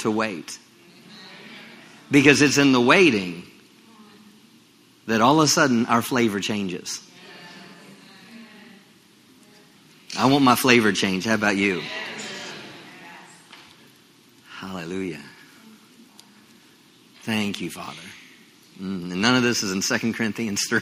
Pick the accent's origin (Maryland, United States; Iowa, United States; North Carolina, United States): Maryland, United States; moved away as an adult; now in Texas, United States; I grew up in Maryland